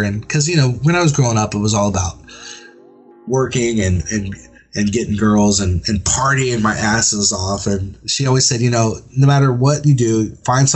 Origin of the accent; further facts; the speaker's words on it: San Antonio, Texas, United States; I'm from San Antonio, Texas